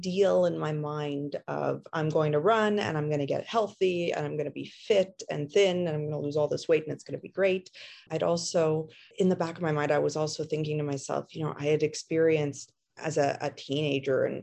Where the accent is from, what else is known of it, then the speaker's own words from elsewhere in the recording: Montreal, Quebec, Canada; now in Ontario, Canada; I am originally from Montreal, actually, but have moved out to a smaller town in Ontario